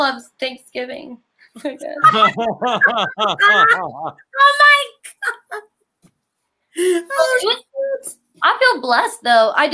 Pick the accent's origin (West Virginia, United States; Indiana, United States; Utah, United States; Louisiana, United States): West Virginia, United States; moved away; I'm from West Virginia